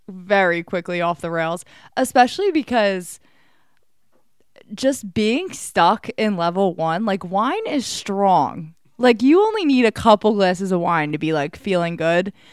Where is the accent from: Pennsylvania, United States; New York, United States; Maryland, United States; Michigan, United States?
Pennsylvania, United States; I grew Delco. up in Delaware okay. County.